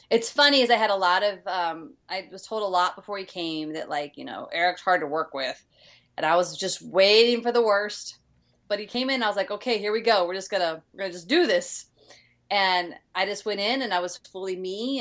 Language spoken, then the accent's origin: English; East St. Louis, Illinois, United States; moved away as an adult; also born or lived in New York; now in Los Angeles, United States; I grew up in East St. Louis, which is very much um, I, I, always call it ghetto country